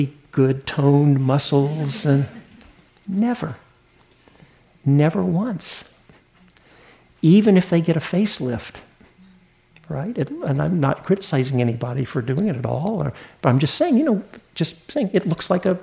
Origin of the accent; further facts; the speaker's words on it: the South, Southern United States, United States; accent: Southern; moved away; I didn't grow up in New England. I'm a Southern boy. Maybe you can hear that in my accent